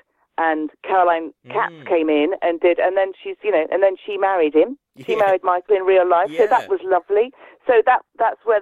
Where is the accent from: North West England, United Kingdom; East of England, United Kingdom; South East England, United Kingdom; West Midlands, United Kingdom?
West Midlands, United Kingdom; moved away; I'm from the West Midlands, so it'd be really nice to do something with me home accent